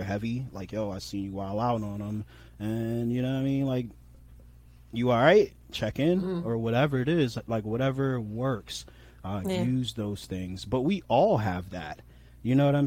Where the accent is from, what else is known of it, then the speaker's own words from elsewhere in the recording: New York, United States; I'm from New York, so a lot of what we say comes off as brash